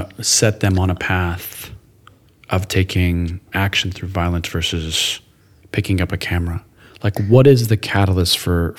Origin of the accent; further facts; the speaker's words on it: United States; being a young man growing up in the United States